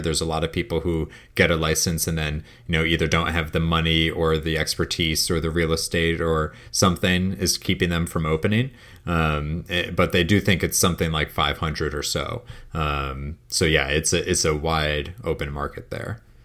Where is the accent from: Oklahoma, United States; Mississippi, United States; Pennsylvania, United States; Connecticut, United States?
Connecticut, United States; my home state of Connecticut